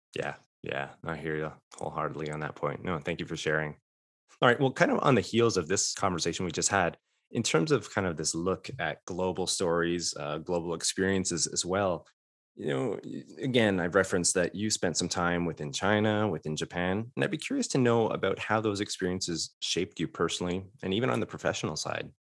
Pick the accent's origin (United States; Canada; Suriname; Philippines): Canada; Fort Erie, Ontario; moved away as an adult; I'm from Canada as well, uh, a border town, Fort Erie, Ontario